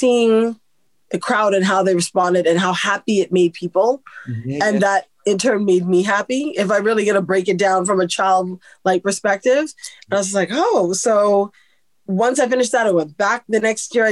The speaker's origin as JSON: {"language": "English", "country": "Canada", "tie": "born or raised there", "said": "I'm born and raised in Canada. My parents are Caribbean"}